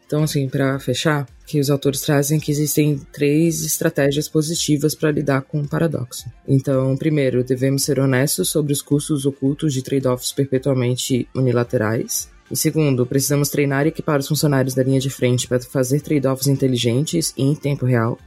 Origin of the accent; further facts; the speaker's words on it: Santa Catarina, Brazil; como catarinense que somos